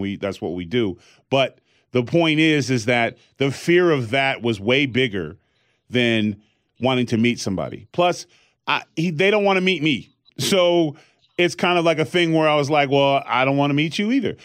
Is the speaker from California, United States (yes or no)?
yes; California, United States; growing up in California